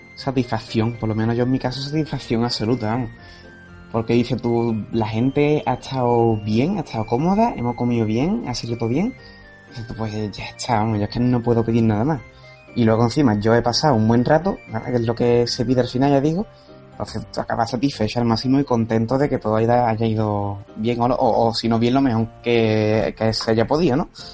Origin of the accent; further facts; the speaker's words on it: Cádiz, Andalusia, Spain; Yo soy de Cádiz